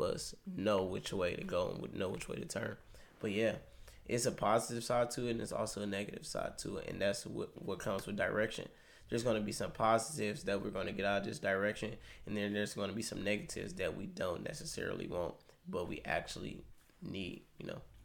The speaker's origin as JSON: {"language": "English", "town": "Cleveland", "region": "Ohio", "country": "United States", "said": "I'm from Cleveland, Ohio."}